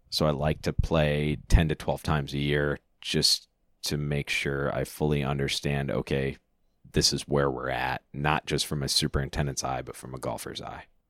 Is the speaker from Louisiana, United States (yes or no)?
no; near Freeport, Illinois, United States; we came from a town of five hundred people